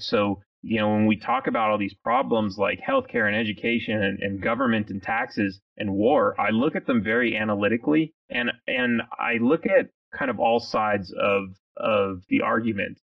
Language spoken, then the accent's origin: English; California, United States; moved away as an adult; now in Texas, United States; I grew up in California. I'm one of those guys that you, you talked about that uh, that moved to Texas um, when I was uh, I was in my late 20s